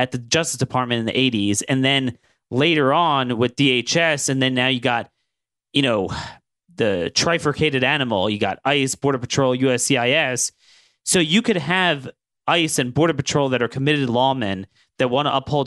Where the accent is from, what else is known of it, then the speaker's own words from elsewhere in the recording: Maryland, United States; my home state in Maryland